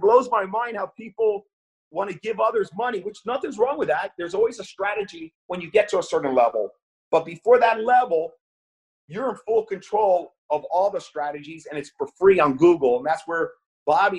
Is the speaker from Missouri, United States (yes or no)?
no; New York, United States; I was born in the Bronx in New York